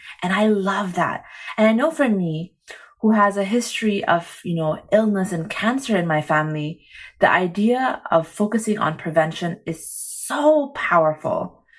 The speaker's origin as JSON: {"language": "English", "country": "Egypt", "tie": "born or raised there", "also_born_or_lived": "Saudi Arabia", "lives_now": "Singapore", "said": "Actually, I remember as a kid when I came to Singapore, because I didn't grow up here, you know, I grew up in Egypt and Saudi Arabia."}